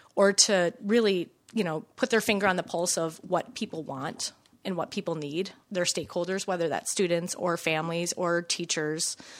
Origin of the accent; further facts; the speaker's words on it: Minnesota, United States; also born or lived in Chicago; I grew up in Minnesota